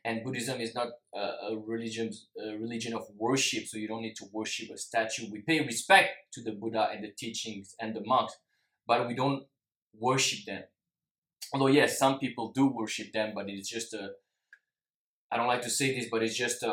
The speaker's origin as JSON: {"language": "English", "country": "France", "tie": "born or raised there", "also_born_or_lived": "Singapore", "said": "I'm half Singaporean, but I'm also half French, and I lived most of my life in France"}